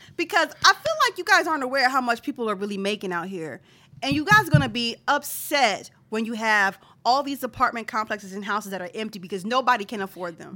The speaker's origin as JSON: {"language": "English", "town": "Philadelphia", "region": "Pennsylvania", "country": "United States", "said": "I'm from Philadelphia. Philadelphia is a city, so I'm considered a Philadelphian"}